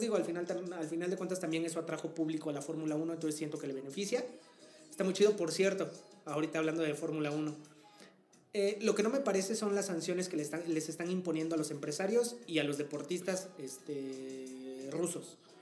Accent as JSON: {"language": "Spanish", "town": "Tehuacán", "region": "Puebla", "country": "Mexico", "tie": "born or raised there", "said": "mi ciudad natal"}